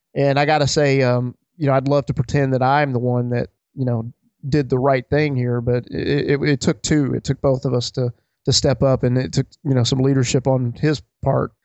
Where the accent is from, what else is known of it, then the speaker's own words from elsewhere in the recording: Alabama, United States; I grew up in Alabama